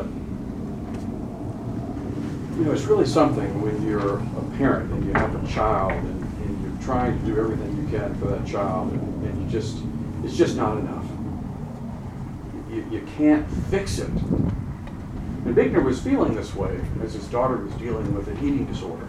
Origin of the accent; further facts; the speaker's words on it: Charlotte, North Carolina, United States; I'm from Charlotte, North Carolina